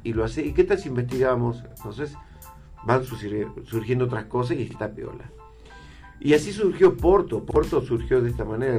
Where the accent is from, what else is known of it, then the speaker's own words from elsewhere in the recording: Salta, Argentina; como salteños